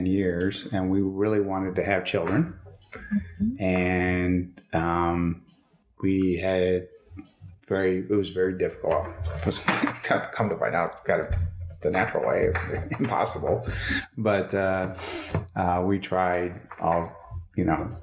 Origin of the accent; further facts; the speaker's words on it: Rochester, New York, United States; now in Nashville, United States; we moved to Nashville from upstate New York. We lived in, I was pretty much raised there. That's where my family and extended family, it was from Rochester, New York